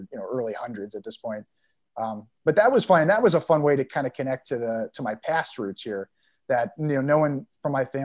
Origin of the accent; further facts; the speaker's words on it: St. Louis, Missouri, United States; moved away; I grew up in St. Louis, so I was a St. Louis Rams fan